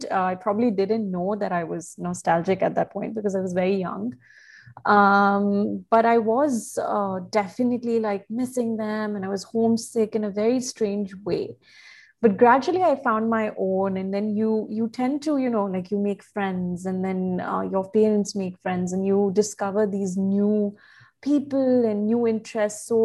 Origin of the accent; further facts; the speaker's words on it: Bahrain; also born or lived in India; So, growing up in Bahrain, uh, especially because I moved uh, from India, much like yourself